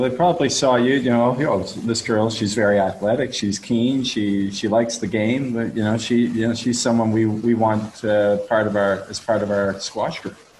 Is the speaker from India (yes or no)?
no; Halifax, Nova Scotia, Canada; my hometown a little bit uh, of Halifax